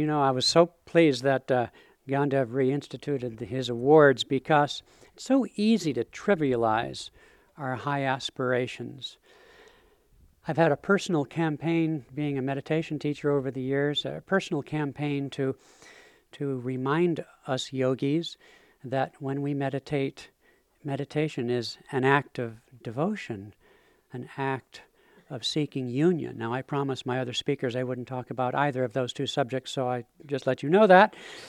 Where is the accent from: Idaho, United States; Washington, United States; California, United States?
Washington, United States; Seattle; I'm from the Emerald City of Seattle